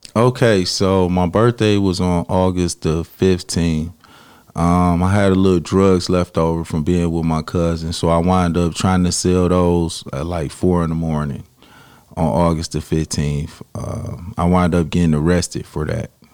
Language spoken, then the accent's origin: English; Detroit, Michigan, United States; I grew up in Detroit, on the east side of Detroit